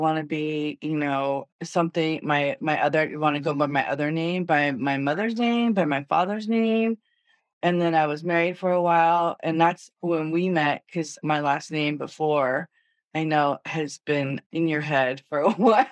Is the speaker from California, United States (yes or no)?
yes; Danville, California, United States; moved away as an adult; also born or lived in Los Angeles, California; I was born in LA, but I was raised in Northern California, in Danville